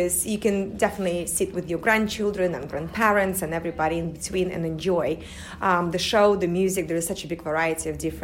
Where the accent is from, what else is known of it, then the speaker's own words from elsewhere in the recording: Russia; also born or lived in United States; now in United Kingdom; I am from Russia, even though I feel like, you know, it's always going to be, obviously, my motherland, but I lived in America for about 9 years before I moved to the UK